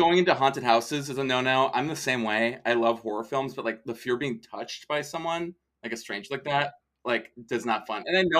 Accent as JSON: {"language": "English", "region": "Minnesota", "country": "United States", "said": "I'm from Minnesota"}